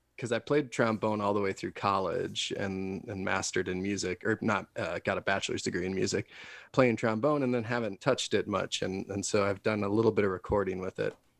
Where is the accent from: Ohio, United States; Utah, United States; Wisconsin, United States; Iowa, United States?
Wisconsin, United States; now in Denver, United States; I'm from Wisconsin originally, and way way back when I lived there